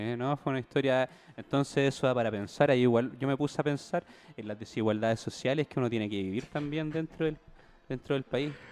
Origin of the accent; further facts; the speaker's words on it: Santiago, Santiago Metropolitan Region, Chile; yo la verdad sí soy de Independencia, soy de un origen bien humilde